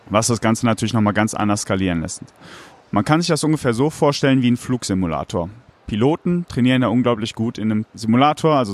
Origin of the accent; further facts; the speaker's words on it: Cologne, North Rhine-Westphalia, Germany; bin eben auch gebürtiger Kölner